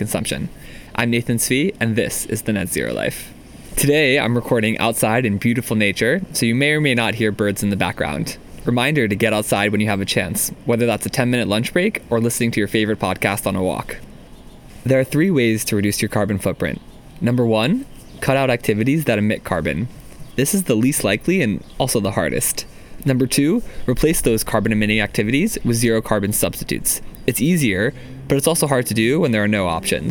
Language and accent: English; Maryland, United States; now in Seattle, United States; where I grew up in Maryland